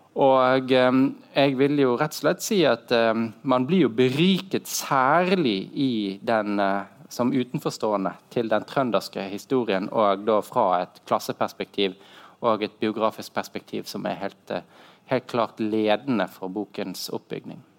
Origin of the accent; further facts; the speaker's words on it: Norway; also born or lived in Germany; oss som nordmenn